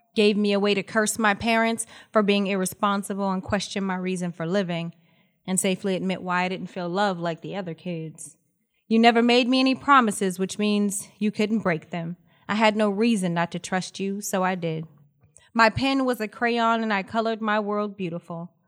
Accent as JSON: {"language": "English", "town": "Los Angeles", "region": "California", "country": "United States", "tie": "born or raised there", "said": "born and raised in Los Angeles. I'm a California girl, proud, proud graduate of Crenshaw High School"}